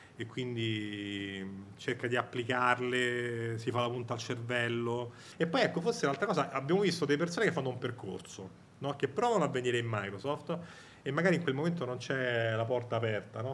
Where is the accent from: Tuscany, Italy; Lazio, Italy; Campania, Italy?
Lazio, Italy; Rome; io sono di Roma, non so se sente dall'accento